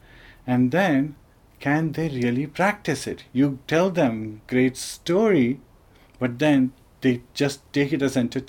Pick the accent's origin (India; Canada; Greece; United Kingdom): India; Bhopal, Madhya Pradesh; I was born in India. Where in India? Bhopal in Madhya Pradesh.